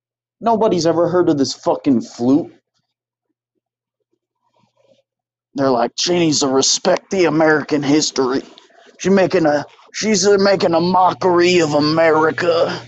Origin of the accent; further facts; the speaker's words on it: Toronto, Ontario, Canada; I was on Degrassi. I'm from Canada. I'm from Toronto. Okay? I'm from Raptor country.